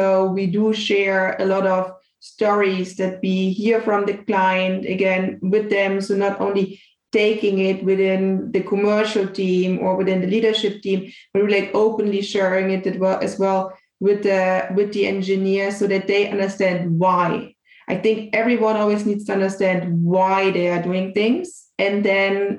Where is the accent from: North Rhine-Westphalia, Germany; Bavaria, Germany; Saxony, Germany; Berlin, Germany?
Bavaria, Germany; moved away; I was actually back at my hometown in Bavaria